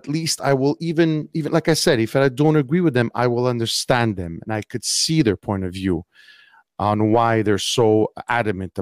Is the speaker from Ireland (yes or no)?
no; Montreal, Quebec, Canada; I am from Montreal, Canada, Quebec